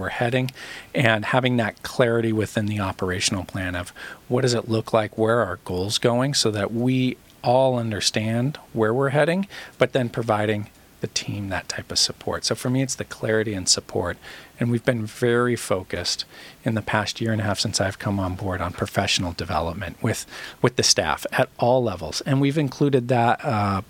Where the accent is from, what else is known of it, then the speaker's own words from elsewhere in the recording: Orange County, California, United States; I grew up in Orange County.